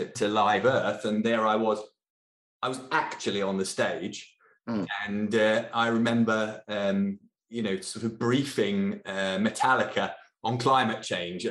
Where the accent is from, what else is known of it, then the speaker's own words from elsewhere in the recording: Norfolk, East of England, United Kingdom; I grew up in Norfolk in England, in a very small village, in a very rural community.